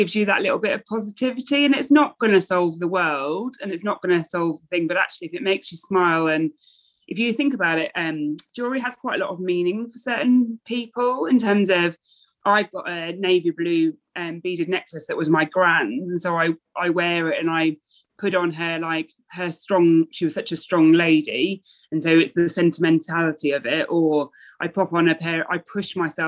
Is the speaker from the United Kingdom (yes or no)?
yes; near the Birmingham NEC, West Midlands, United Kingdom; also born or lived in London; now in Norwich, United Kingdom; I grew up near the Birmingham NEC